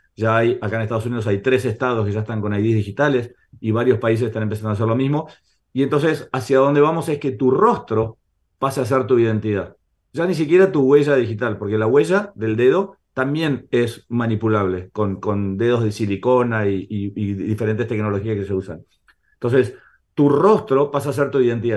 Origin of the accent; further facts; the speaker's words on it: Argentina; accent: Argentine; soy argentino, ya se dieron cuenta por mi acento